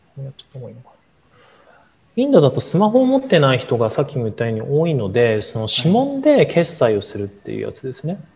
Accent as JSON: {"language": "Japanese", "country": "Japan", "tie": "born or raised there", "said": "日本生まれ育ち"}